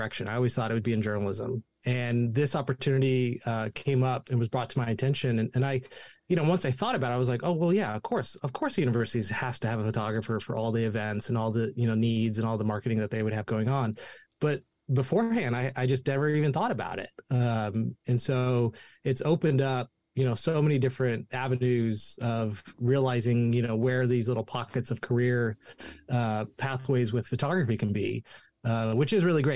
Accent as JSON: {"language": "English", "town": "Chico", "region": "California", "country": "United States", "tie": "born or raised there", "said": "I grew up here in Chico, California. I wasn't born here, but I grew up here, went to high school here."}